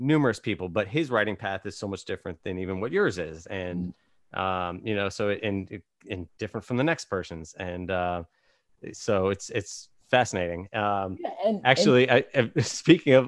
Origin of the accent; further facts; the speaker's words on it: Virginia, United States; moved away as an adult; also born or lived in Simi Valley, California; now in Los Angeles, United States; I was born in Simi Valley, but I moved when I was like six and a half to Virginia, and I grew up in Virginia, and then I moved back here about 10 or so years ago